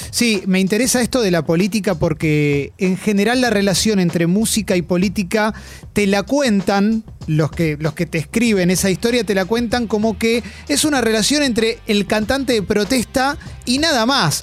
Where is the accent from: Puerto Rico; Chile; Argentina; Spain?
Argentina; acá somos tres argentinos